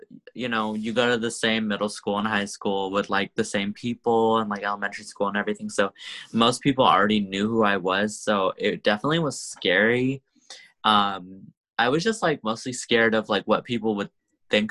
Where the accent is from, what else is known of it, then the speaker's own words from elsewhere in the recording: Sacramento, California, United States; also born or lived in San Francisco Bay Area; I grew up in Sacramento, actually. I'm here now, obviously, because of COVID, but I grew up here